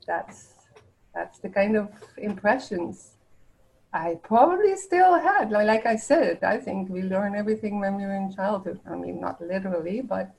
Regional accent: The Hague, South Holland, Netherlands; also born or lived in Winnipeg, Canada; now in Canada; I do come from the Netherlands. I was born in The Hague just right after the war, and I grew up there.

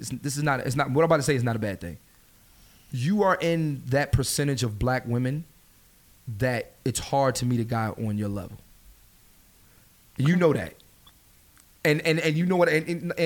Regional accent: Philadelphia, Pennsylvania, United States; moved away; I'm from Philly.

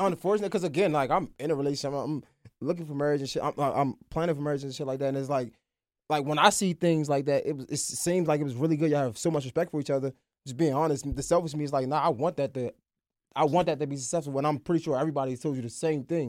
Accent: Baltimore, Maryland, United States; accent: Baltimore; we got that Baltimore accent

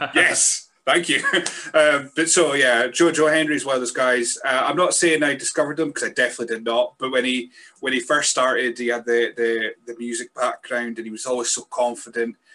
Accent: Scotland, United Kingdom; I'm a Scotsman

